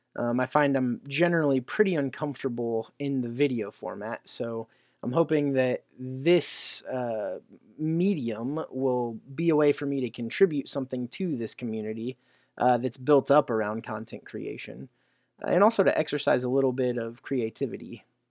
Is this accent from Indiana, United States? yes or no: yes; Indiana, United States; around my home state of Indiana